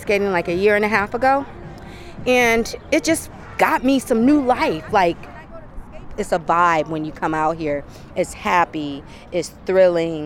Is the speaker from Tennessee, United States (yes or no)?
no; Flint, Michigan, United States; now in Oakland, United States; I grew up on gospel. I grew up on R&B. I'm from Flint